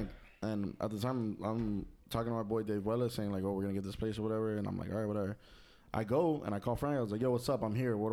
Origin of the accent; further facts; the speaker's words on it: Puerto Rico; I'm from Puerto Rico